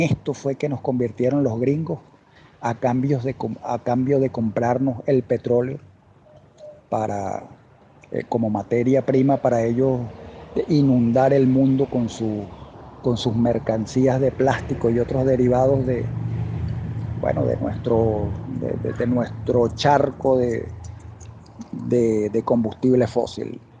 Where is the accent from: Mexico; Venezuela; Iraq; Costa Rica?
Venezuela; en Venezuela adoramos